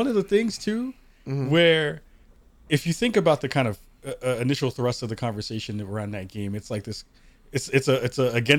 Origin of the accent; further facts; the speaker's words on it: Bronx, New York, United States; And I'm from the Bronx, so that tells you a lot.